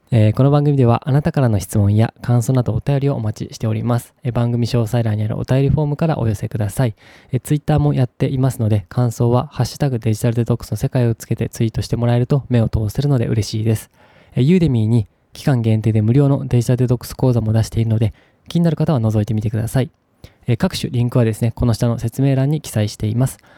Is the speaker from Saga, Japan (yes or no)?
yes; Saga, Japan; also born or lived in Canada; now in Yamaguchi Prefecture, Japan; 僕自身は佐賀県出身